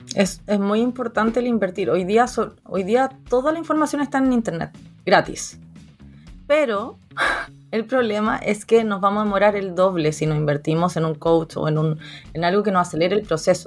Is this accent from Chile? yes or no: yes; Chile; also born or lived in Viña del Mar; soy de Chile, vivo en Viña del Mar